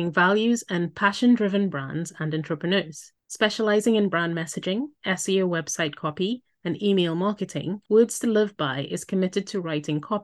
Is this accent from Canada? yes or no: no; Trinidad & Tobago; we're both from the Caribbean. You're from Haiti, and I'm from Trinidad and Tobago.